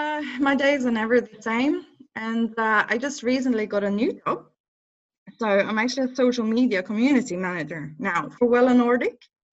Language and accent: English; Norway; accent: Norwegian; English is a second language; now in England; But I think when I moved to England, I really wanted to get rid of my Norwegian accent.